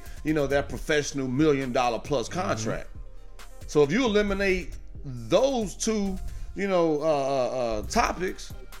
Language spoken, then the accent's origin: English; Gary, Indiana, United States; moved away; I'm born and raised in Gary. You know, hooped in Chicago, man.